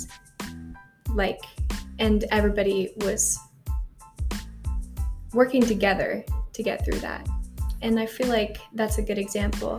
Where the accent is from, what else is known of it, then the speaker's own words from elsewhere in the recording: Apache Junction, Arizona, United States; I'm from here